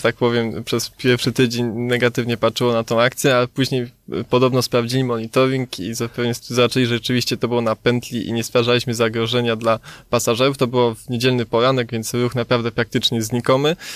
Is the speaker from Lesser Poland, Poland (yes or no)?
yes; Kraków, Lesser Poland, Poland; my jako Krakus